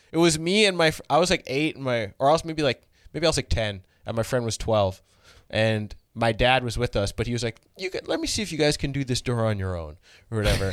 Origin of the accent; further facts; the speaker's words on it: Brampton, Ontario, Canada; I grew up in Brampton